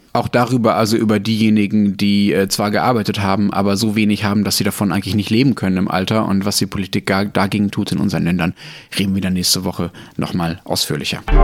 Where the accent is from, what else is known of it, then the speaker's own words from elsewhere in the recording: Ruhr area, North Rhine-Westphalia, Germany; ich bin ja im Ruhrgebiet aufgewachsen